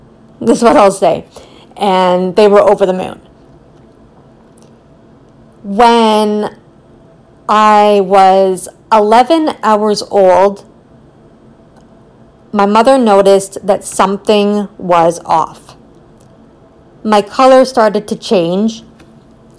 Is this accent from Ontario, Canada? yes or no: yes; Richmond Hill, Ontario, Canada; I was born in Richmond Hill, Ontario